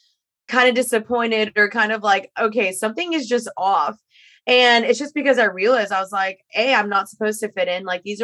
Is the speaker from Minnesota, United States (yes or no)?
no; Dallas, Texas, United States; moved away as an adult; also born or lived in Los Angeles; I'm returning to my hometown